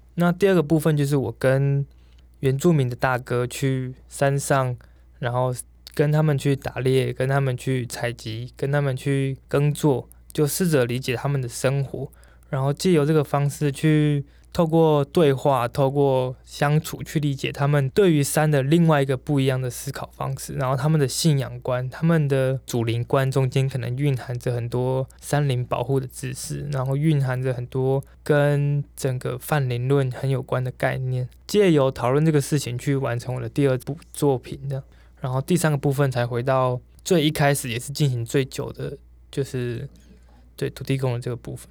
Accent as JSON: {"language": "Chinese", "region": "Taoyuan", "country": "Taiwan", "tie": "born or raised there", "said": "我是桃园建大园乡"}